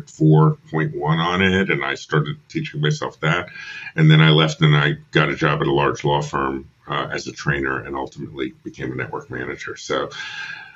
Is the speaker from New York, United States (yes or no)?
yes; New York, United States; moved away as an adult; also born or lived in Philadelphia; I'm from New York originally. I came down to Temple to study film